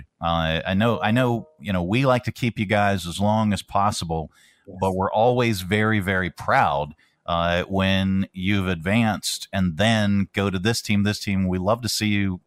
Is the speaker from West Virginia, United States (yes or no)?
no; Pennsylvania, United States; moved away; I'm from Pennsylvania